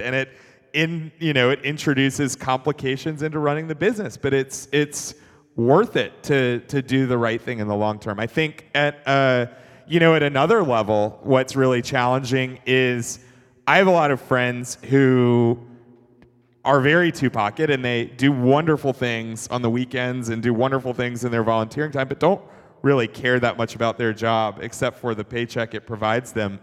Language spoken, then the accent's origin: English; Atlanta, Georgia, United States; I grew up in Atlanta